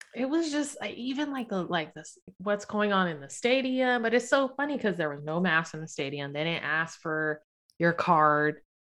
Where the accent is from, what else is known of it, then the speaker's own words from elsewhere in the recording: Sacramento, California, United States; also born or lived in South San Francisco / Daly City; I lived in Daly City until I was six, moved to Sacramento when I turned seven in Sacramento. So, I'm basically from Sac.